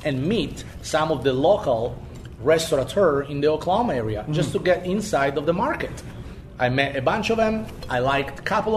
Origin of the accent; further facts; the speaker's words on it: Spain; now in United States; I grew up in the Spanish Mediterranean region